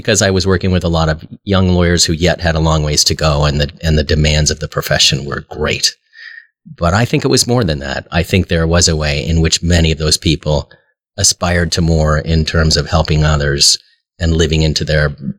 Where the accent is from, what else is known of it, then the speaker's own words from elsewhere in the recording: Omaha, Nebraska, United States; I was born here in Omaha and am a lifelong Episcopalian.